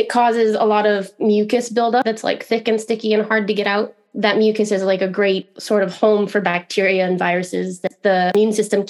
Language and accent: English; Midwest, United States; I guess I'm from all over. You know, I've lived in a bunch of different states in the US, but I grew up like childhood in the Midwest. So that's where I consider myself to be from, you know.